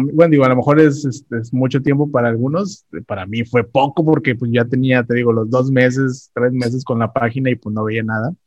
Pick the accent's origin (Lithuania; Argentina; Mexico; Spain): Mexico; Ciudad Victoria, Tamaulipas; soy originario de Ciudad Victoria, Tamaulipas